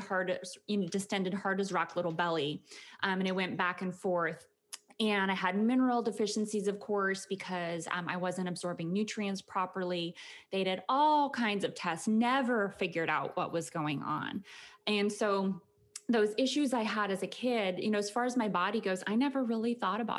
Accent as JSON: {"language": "English", "town": "Conrad", "region": "Montana", "country": "United States", "tie": "born or raised there", "also_born_or_lived": "Bozeman, Montana / Wyoming", "moved": "as an adult", "lives_now": "Houston, United States", "said": "I was born in Montana, a little tiny farm town called Conrad, Montana, up by the border of Canada"}